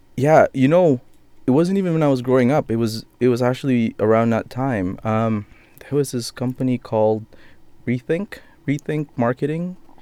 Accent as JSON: {"language": "English", "country": "Philippines", "said": "I'm Filipino"}